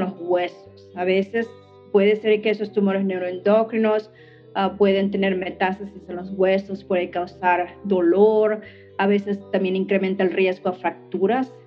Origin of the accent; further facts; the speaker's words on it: Mexico; now in United States; siendo yo mexicana